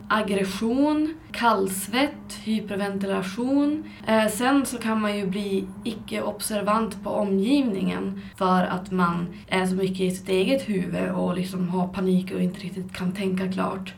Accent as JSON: {"language": "Swedish", "town": "Skellefteå", "region": "Västerbotten County", "country": "Sweden", "tie": "born or raised there", "said": "jag hamnade tillbaka i min hemstad Skellefteå"}